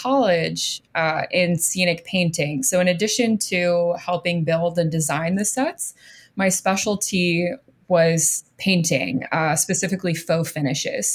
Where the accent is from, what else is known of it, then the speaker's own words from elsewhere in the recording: Florida, United States; moved away as an adult; I grew up in Florida